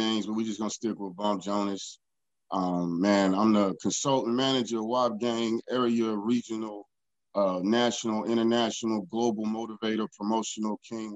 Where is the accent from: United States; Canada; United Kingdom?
United States; Houston, Texas; also born or lived in Alameda, California / Concord, California; I'm from Third World, Texas. That's where I was raised